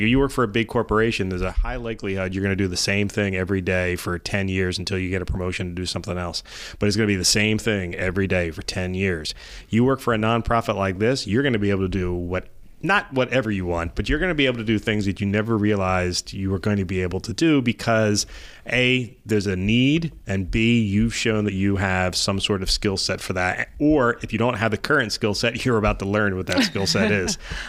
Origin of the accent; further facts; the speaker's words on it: Elmer, New Jersey, United States; I was born in Elmer and I spent a lot of my time in Salem County.